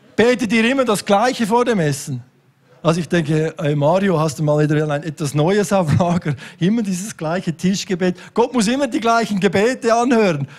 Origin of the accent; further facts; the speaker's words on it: Switzerland; bei uns in der Schweiz